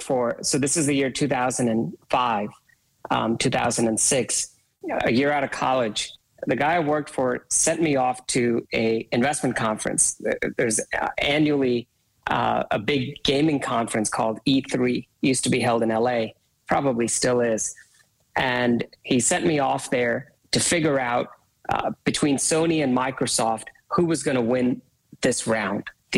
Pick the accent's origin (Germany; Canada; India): India; I was born and raised in India